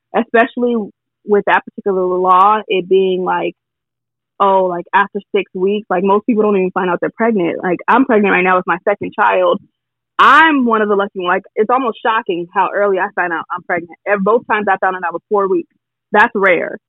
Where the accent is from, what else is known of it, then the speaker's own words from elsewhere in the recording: California, United States; I'm from California